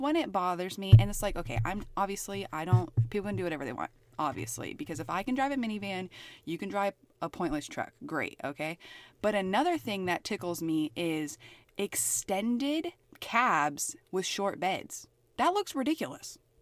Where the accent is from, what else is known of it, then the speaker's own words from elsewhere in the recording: Pennsylvania, United States; moved away; also born or lived in Idaho; I grew up predominantly in Pennsylvania and then in Idaho.